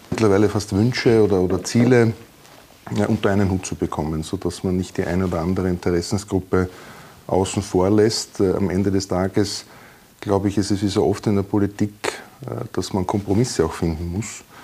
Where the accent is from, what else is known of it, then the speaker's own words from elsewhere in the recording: Burgenland, Austria; als Burgenländer, egal in welcher Region man geboren ist, aufgewachsen ist, kennt man den Neusiedlersee.